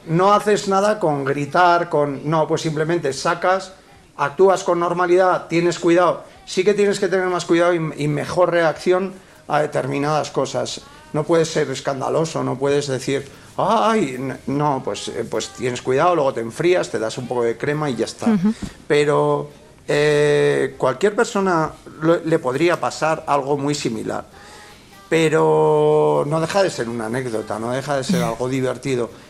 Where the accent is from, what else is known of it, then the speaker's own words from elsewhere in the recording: La Rioja, Spain; somos muy riojanos